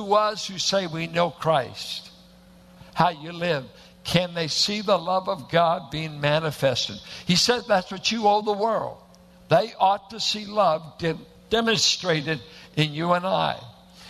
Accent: Richmond, California, United States; I went to a church that looked like it was planted in the hills of Oklahoma, a bunch of Arkies and Midwesterners in South Richmond

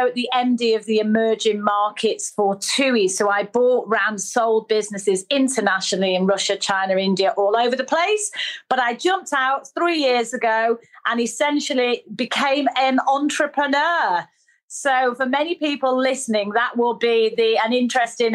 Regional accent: Manchester, North West England, United Kingdom; accent: northerner; I was brought up in Manchester

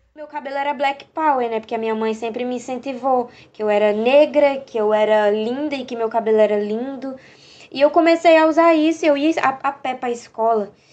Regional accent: Northeast Region, Brazil; accent: Nordestino; Nordestina também é um fato que pesa muito por conta do meu sotaque

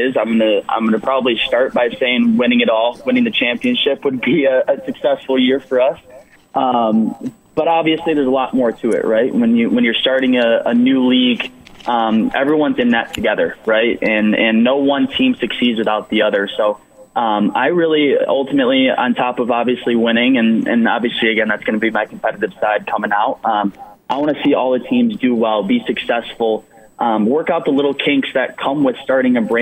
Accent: Grand Rapids, Michigan, United States; here in my hometown

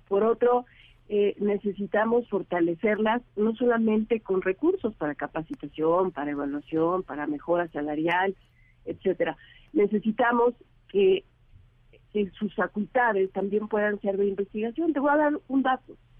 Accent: Mexico; somos todos los mexicanos

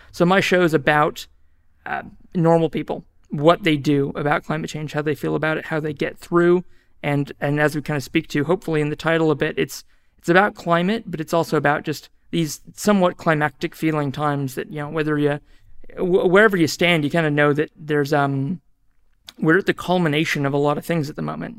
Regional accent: New Zealand; moved away as an adult; also born or lived in Australia; now in Auckland, New Zealand; I am a New Zealander and I'm a Kiwi

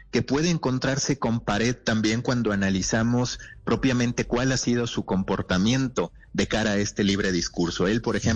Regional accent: Mexico; Sí, mexicano, mexicano.

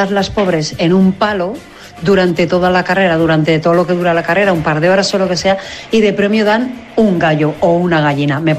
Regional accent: Barcelona, Catalonia, Spain; Hola a todos … de Barcelona y en el pueblo de mi abuelo, el 1 de enero

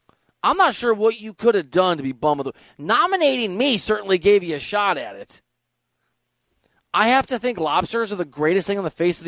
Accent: Iowa, United States; moved away; because I'm from Iowa.

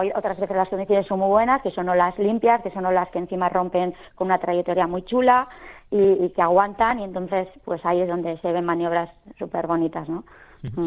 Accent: Lekeitio, Basque Country, Spain; mi pueblo de la costa, un pueblo precioso

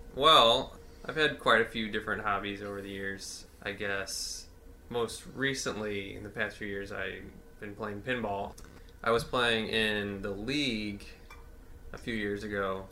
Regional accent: St. Louis, Missouri, United States; I've just been here my whole life

